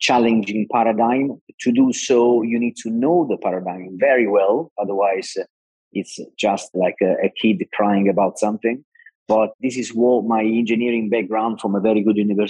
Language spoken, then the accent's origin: English; Naples, Campania, Italy; I'm Italian. I come from Naples, that is a city with an incredible sea